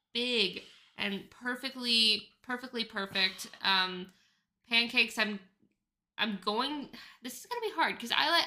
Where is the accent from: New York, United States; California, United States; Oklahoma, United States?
Oklahoma, United States; now in Phoenix, United States; I'm from Oklahoma